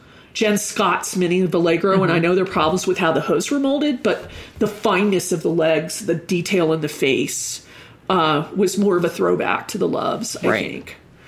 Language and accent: English; Germany; I grew up in Germany and the only access to horses I had were Briars.